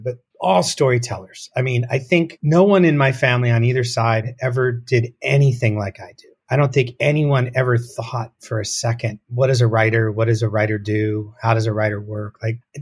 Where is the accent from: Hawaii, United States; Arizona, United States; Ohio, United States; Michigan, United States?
Arizona, United States; Tucson; I grew up in Tucson